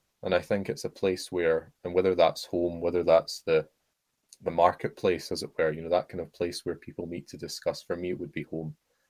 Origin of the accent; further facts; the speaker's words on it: Oxford, South East England, United Kingdom; It's a bit like my hometown in the sense that, in Oxford, you walk a little bit and then there are fields.